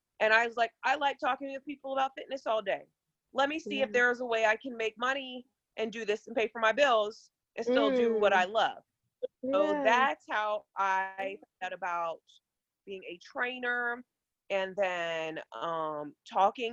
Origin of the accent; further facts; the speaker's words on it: Virginia Beach, Virginia, United States; I am from Virginia Beach, Virginia